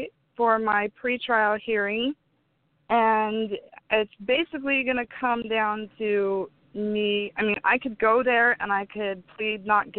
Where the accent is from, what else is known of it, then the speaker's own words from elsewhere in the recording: California, United States; now in Arizona, United States; I grew up in California, Southern California.